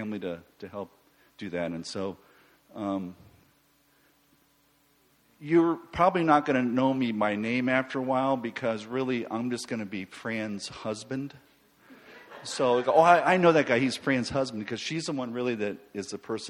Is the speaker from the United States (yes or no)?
yes; Florida, United States; We're from Florida